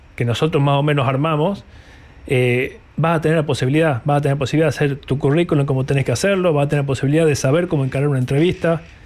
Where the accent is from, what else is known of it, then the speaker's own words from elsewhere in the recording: Salta, Argentina; moved away as an adult; now in New Zealand; yo soy salteño, tuve la suerte de conocer poetas muy, muy este, de mucho renombre, muchos poetas famosos allá de Salta